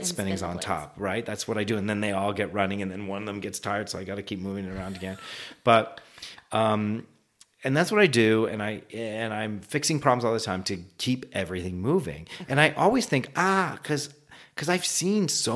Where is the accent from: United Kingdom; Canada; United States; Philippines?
Canada; moved away; I'm originally from Canada